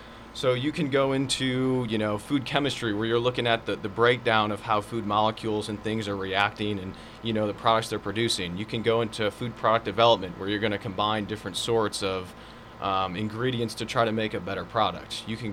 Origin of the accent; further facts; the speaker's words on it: Illinois, United States; also born or lived in Florida, United States; now in Georgia, United States; I'm initially from Illinois.